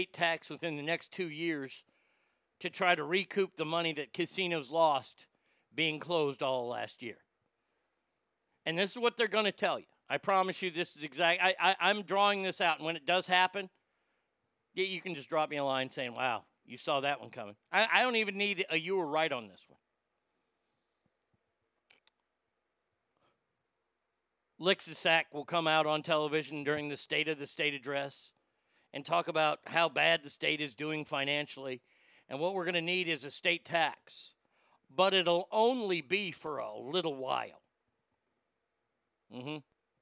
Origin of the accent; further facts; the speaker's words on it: Texas, United States; moved away as an adult; also born or lived in Nevada; I was born and raised in Texas